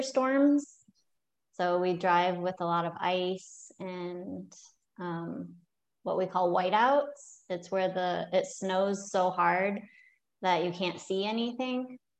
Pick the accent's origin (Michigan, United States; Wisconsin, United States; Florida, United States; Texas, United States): Michigan, United States; also born or lived in South Carolina; the only states I've lived in are Michigan, where I'm from, and South Carolina